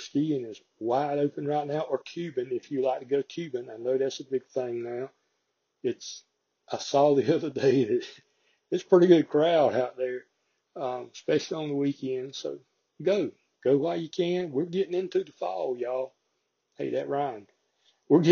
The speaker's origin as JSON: {"language": "English", "region": "the South", "country": "United States", "said": "I'm from the South"}